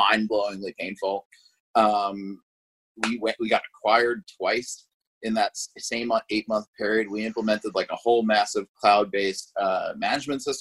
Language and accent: English; Hewlett, New York, United States; moved away as an adult; also born or lived in Indianapolis; now in Los Angeles, United States; I grew up in Hewlett, New York, which is in Long Island